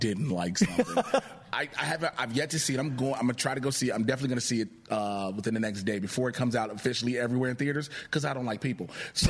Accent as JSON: {"language": "English", "town": "Chicago", "region": "Illinois", "country": "United States", "said": "I'm from Chicago."}